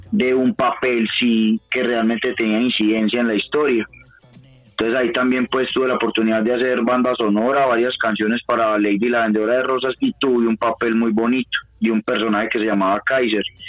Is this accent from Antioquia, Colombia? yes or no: yes; Medellín, Antioquia, Colombia; now in Bogotá, Colombia; desde acá, desde Bogotá, pero soy oriundo de Medallo, de Medellín. Eh, estoy en ese momento radicado en Bogotá